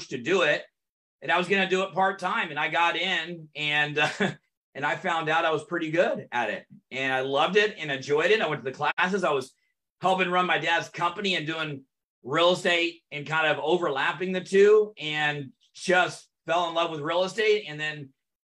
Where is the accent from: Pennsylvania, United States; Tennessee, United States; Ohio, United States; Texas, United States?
Texas, United States; North; also born or lived in Orange County, California; And then my dad moved us back to Texas, and I grew up throughout those years in North Texas. Went to high school, a little bit of elementary, middle school, high school in North Texas.